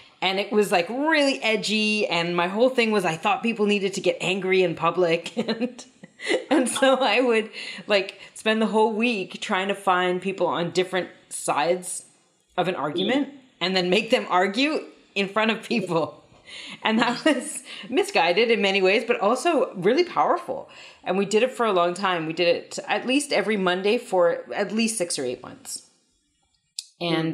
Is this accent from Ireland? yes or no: no; Saskatoon, Saskatchewan, Canada; I was born in Canada on Treaty 6 territory, Cree territory, in the middle of Canada in a place called Saskatoon, Saskatchewan